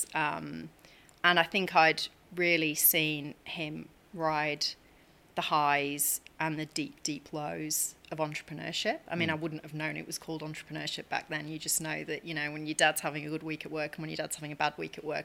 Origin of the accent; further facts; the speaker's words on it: Chester, North West England, United Kingdom; moved away as an adult; now in Australia; So I come from the UK. I grew up in Chester. I moved out to Australia 14 years ago.